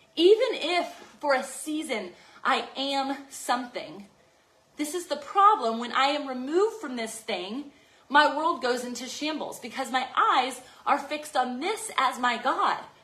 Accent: Virginia Beach, Virginia, United States; It'll be in Virginia Beach, Virginia, and that's my hometown

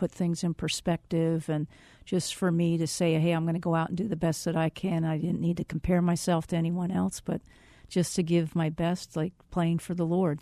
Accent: Reading, Pennsylvania, United States; moved away as an adult; also born or lived in South Carolina; now in Phoenix, United States; I'm originally from Re-, outside of Reading, Pennsylvania, and I, uh, graduated high school

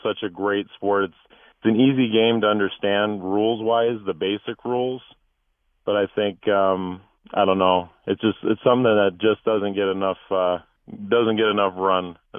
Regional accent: Minnesota, United States; also born or lived in California; now in Tucson, United States; Okay, so I'm originally from Minnesota, kind of a transplant to California, and then we moved to Tucson in '99.

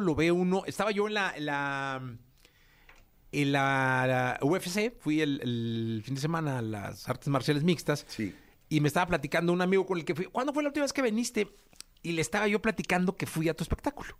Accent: Guadalajara, Jalisco, Mexico; somos, somos de Guadalajara

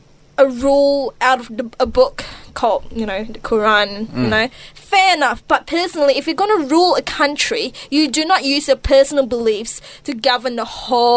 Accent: Malaysia; moved away; growing up in Malaysia, you know, for most of my secondary schooling

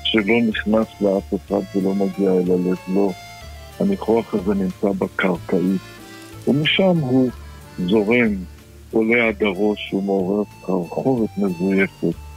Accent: Baghdad, Baghdad Governorate, Iraq; כן, אני יליד בגדד.

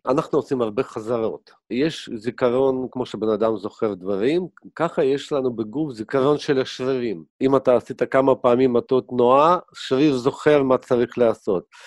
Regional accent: Kyiv, Ukraine; now in Israel; אני נולדתי בכיף, הייתה לנו סטודיה של דובז'ן

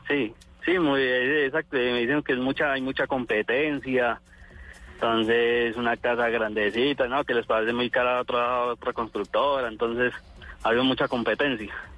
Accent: Armenia, Quindío, Colombia; yo fui criado aquí en Armenia

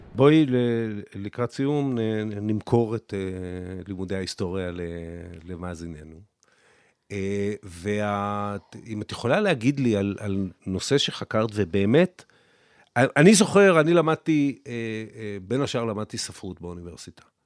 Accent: Israel; אני גדלתי פה, אני נולדתי לפני מלחמת ששת הימים, גדלתי במדינה שהיא הייתה קטנה

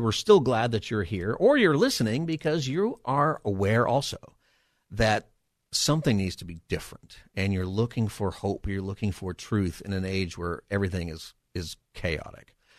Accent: Palmdale, California, United States; also born or lived in Los Angeles area; now in San Diego, United States; I have grown up in Southern California. I grew up in Palmdale.

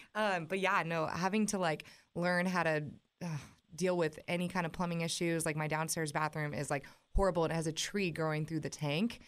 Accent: West Coast, United States; moved away as an adult; now in Nashville, United States; I'm from the West Coast

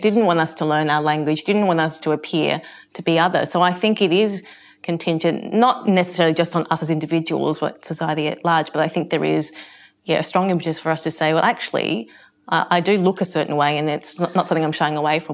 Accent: Australia; I describe myself as being Asian Australian

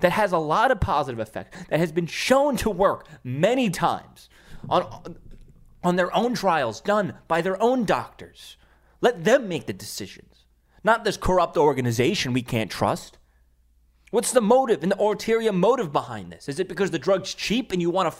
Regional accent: New York City, New York, United States; in ShopRite in Staten Island, my hometown.

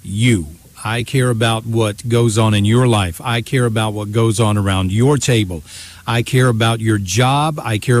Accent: Augusta, Georgia, United States; Augusta, Georgia is my hometown

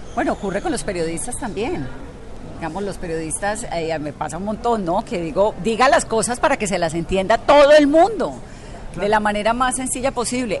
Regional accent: Colombia; nosotros los colombianos

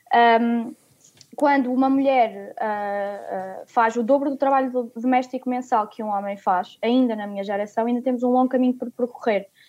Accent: Coimbra, Centro, Portugal; em Coimbra, onde nasci

